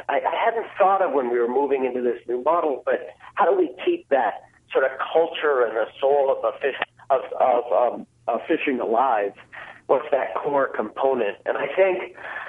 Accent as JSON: {"language": "English", "region": "Newfoundland and Labrador", "country": "Canada", "tie": "born or raised there", "moved": "yes", "said": "I was born and raised in Newfoundland"}